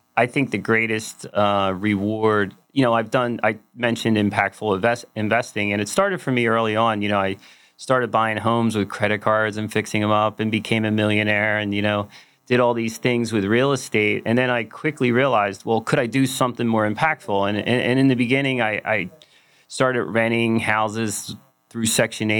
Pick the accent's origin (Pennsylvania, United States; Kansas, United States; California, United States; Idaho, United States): Pennsylvania, United States; Philadelphia; I'm from Philadelphia